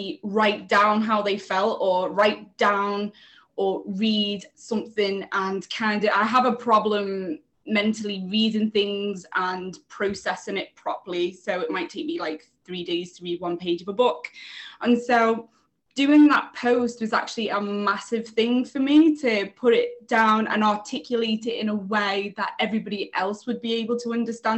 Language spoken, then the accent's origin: English; Liverpool, North West England, United Kingdom; now in London, United Kingdom; I'm originally from Liverpool. I live here in London now